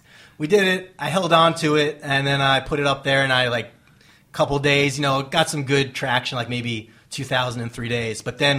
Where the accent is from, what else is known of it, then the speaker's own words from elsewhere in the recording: Long Island, New York, United States; moved away; because we're both from Long Island. So we happen to be going back home that day, that week.